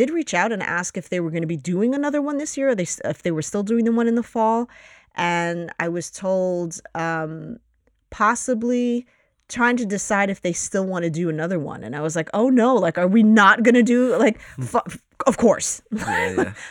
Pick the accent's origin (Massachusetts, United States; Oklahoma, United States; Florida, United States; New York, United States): New York, United States; Astoria; Studios in Astoria. Um, so uh, that's my hometown, if you will.